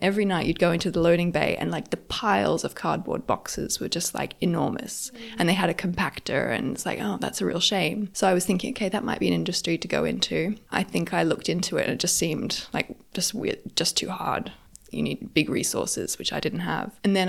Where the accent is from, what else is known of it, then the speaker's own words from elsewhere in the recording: Australia; moved away as an adult; also born or lived in France / Geneva, Switzerland / London, United Kingdom; I grew up in Australia. I moved to Europe when I was 20, to France, where I did finished my bachelor and then did my master's there. I was offered a job in Switzerland, so I moved to Switzerland for a few years.